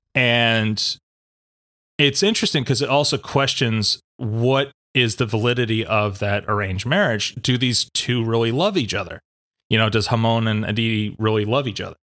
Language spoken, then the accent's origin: English; East Coast, United States; moved away; I was born out on the West Coast, grew up on the East Coast in New York and Pennsylvania.